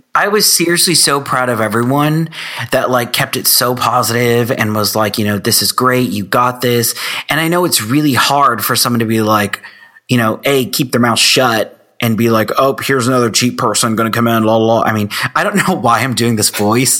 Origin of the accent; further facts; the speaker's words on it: Texas, United States; I am from Texas